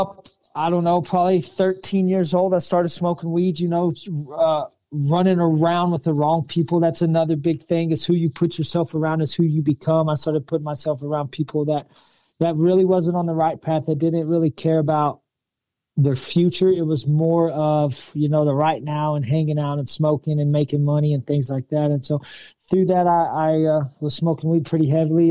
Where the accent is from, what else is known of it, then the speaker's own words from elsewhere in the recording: Pampa, Texas, United States; I grew up in Pampa, Texas, a small little country town